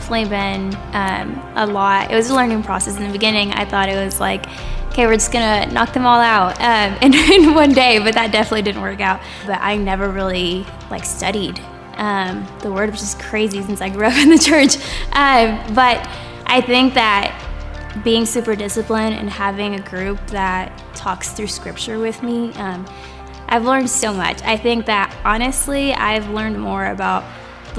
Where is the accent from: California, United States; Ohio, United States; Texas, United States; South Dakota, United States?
Texas, United States; Dallas; now in Lubbock, United States; I'm from Dallas